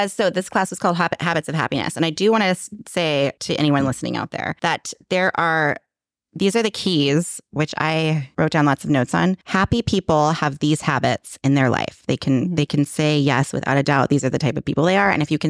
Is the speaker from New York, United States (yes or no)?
no; California, United States; Yeah, because we were chatting before and I'm from